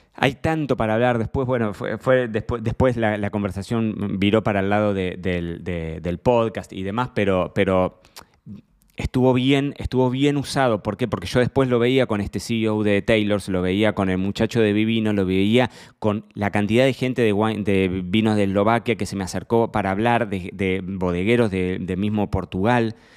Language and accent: Spanish; Argentina; now in Marbella, Spain; Soy argentino, pero vivo en Marbella.